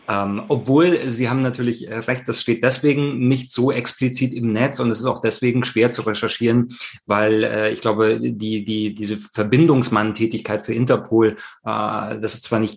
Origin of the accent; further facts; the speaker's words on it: Rome, Lazio, Italy; ich selber habe meine Kindheit in Italien verbracht, also äh, so ein Nato Romano. Ich komme aus Rom, bin dort ähm, groß geworden.